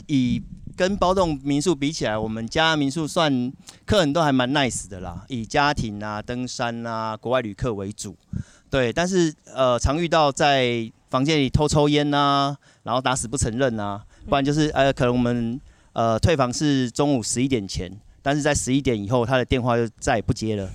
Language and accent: Chinese; Taipei, Taiwan; moved away as an adult; now in Kenting, Taiwan; 我是十年前很喜欢，呃，来我们这个垦丁才下来的，那我也是台北人